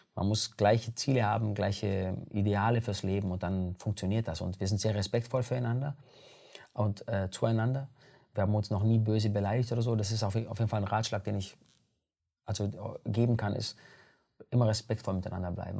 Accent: Germany; aus Italien kommen meine Eltern, aber ich bin in Deutschland geboren.

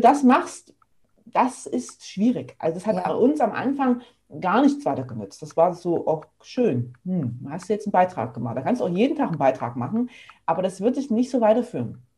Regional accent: near Leipzig, Saxony, Germany; moved away as an adult; now in Stuttgart, Germany; Ich komme ursprünglich aus der Nähe von Leipzig, wohne aber jetzt schon seit fast zehn Jahren in Stuttgart

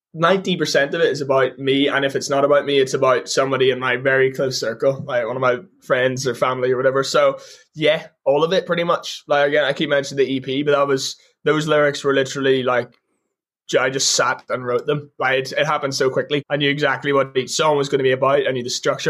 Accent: Ireland; I'm an Irish artist and all we do is play live

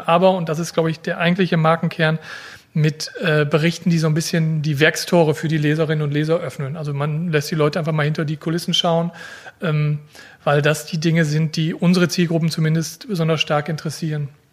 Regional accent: Germany; gebürtiger Fredner und wohne dort auch

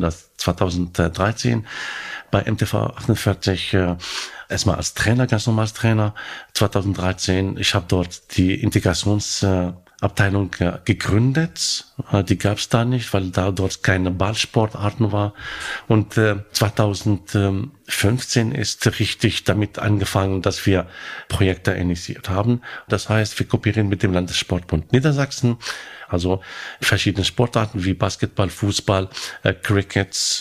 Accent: Morocco; German is a second language; moved away as an adult; also born or lived in Hannover; now in Germany; Ich komme aus Marokko

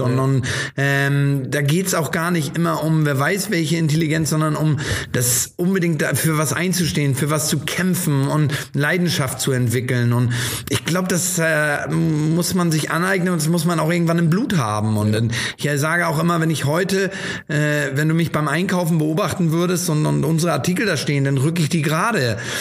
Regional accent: Hamburg, Germany; also born or lived in Stapelfeld, Schleswig-Holstein; ich bin als Hamburger

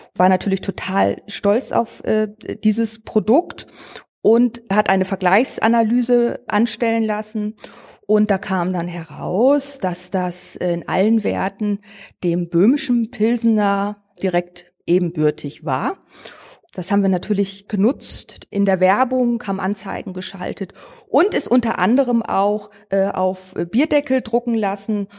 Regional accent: Northern Germany, Germany; moved away as an adult; also born or lived in Trier; now in Bitburg, Germany; Ich komme normalerweise aus Norddeutschland und bin dann sozusagen hier hängen geblieben

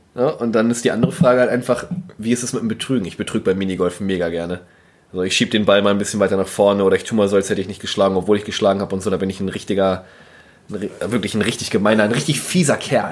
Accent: North Frisia, Schleswig-Holstein, Germany; ich komme aus Nordfriesland

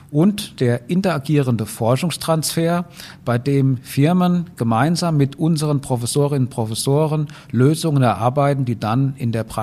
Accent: Rhineland-Palatinate, Germany; Ich bin eigentlich Rheinland-Pfälzer, aber die Tischlaute in Hessen und Rheinland-Pfalz sind sehr ähnlich, deswegen fällt es heute keine mehr auf.

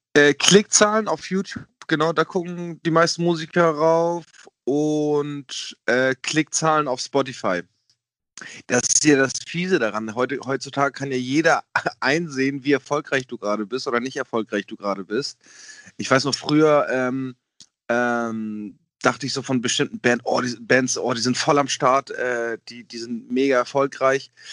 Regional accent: Germany; dass ich Deutscher bin, weil ich einen deutschen Pass habe

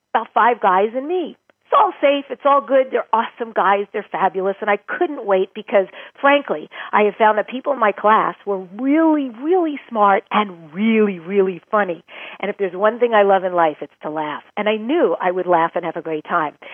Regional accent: New York, United States; now in California, United States; I grew up in New York. I live now in California

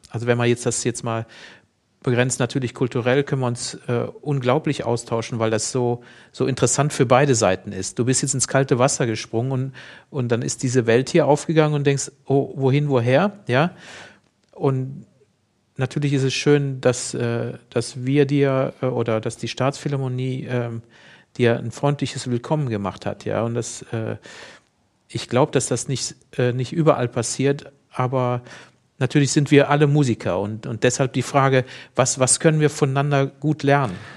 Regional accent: Germany; als Deutscher

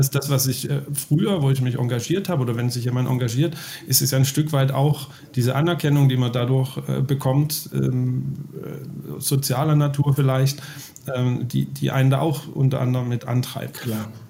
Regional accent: Baden-Württemberg, Germany; das ist ja für uns Schwaben auch, also ich bin ja aus Baden-Württemberg

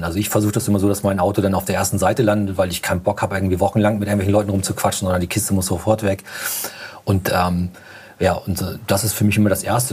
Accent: Hamburg, Germany; wir kommen ja aus Hamburg

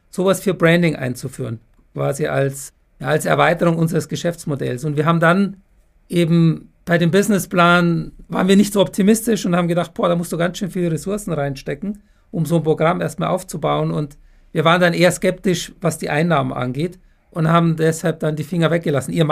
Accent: Munich, Bavaria, Germany; Grüße in meine Heimatstadt. Ich bin ja ein echter

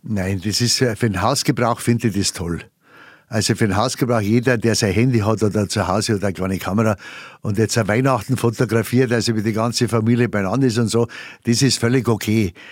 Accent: Bavaria, Germany; accent: Bavarian; first language Bavarian; meine Weltsprache ist meine Muttersprache. Und das ist die Bayerische

